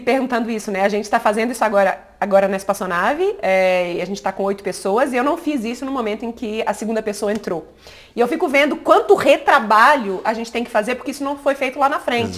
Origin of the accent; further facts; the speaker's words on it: Minas Gerais, Brazil; somos mineiros, eu e o Bruno, e a gente mora aqui